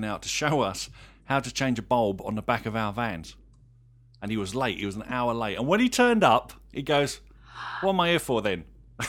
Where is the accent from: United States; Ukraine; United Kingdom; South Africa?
United Kingdom; Well, I'm a Brit, so naturally I have an affinity to the great Sherlock Holmes.